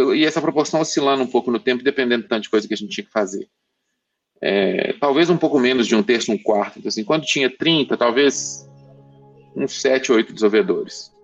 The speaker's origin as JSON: {"language": "Portuguese", "region": "Minas Gerais", "country": "Brazil", "accent": "mineiro", "said": "Posso falar com o sotaque mineiro à vontade"}